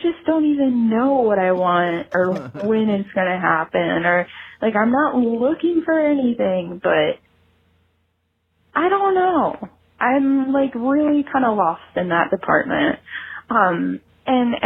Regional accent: Cleveland, Ohio, United States; My hometown is Cleveland

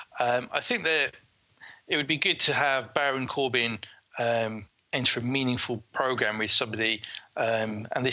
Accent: Leicester, East Midlands, United Kingdom; here in my hometown of Leicester

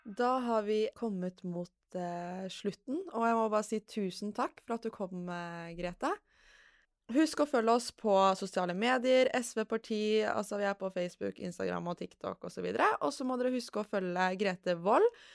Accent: Lørenskog, Akershus, Norway; Jeg er jo fra Lørenskog, eh, egentlig

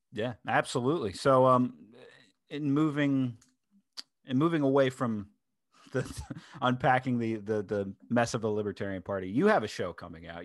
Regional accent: Delaware, United States; my home state of Delaware

